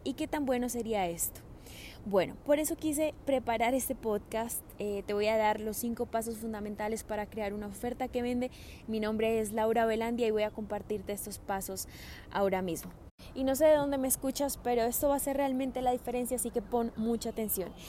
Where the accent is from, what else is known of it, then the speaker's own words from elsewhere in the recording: Colombia; moved away as an adult; also born or lived in Australia; cuando me vine de Australia a vivir nuevamente a Colombia